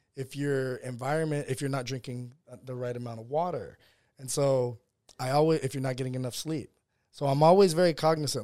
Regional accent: West Virginia, United States; also born or lived in San Diego, California / South Bronx, New York; I grew up in West Virginia

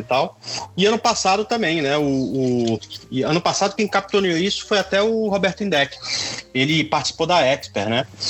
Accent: Goiânia, Goiás, Brazil; moved away as an adult; also born or lived in Tocantins; Eu sou goiano também, Paulo. Morei aí até 1995.

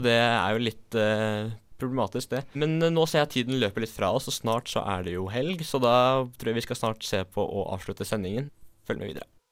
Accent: Asker, Akershus, Norway; moved away as an adult; now in Bergen, Norway; jeg er fra Asker

